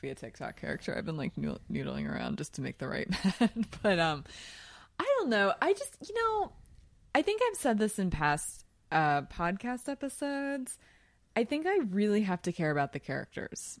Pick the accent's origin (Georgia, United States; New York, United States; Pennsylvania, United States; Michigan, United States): Pennsylvania, United States; Philadelphia; from Philly like me